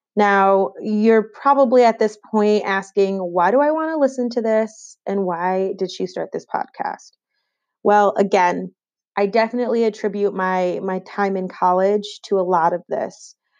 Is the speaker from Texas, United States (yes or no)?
no; Rochester, New York, United States; moved away as an adult; also born or lived in Clarkson University, New York; now in Charlotte, United States; I'm originally from New York, but no, not the city, from Western New York and Rochester, to be specific.